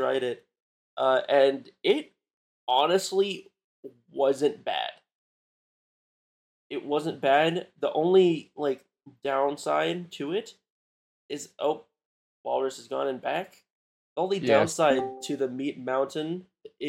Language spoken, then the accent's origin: English; the South, United States; now in Arkansas, United States; I'm from the South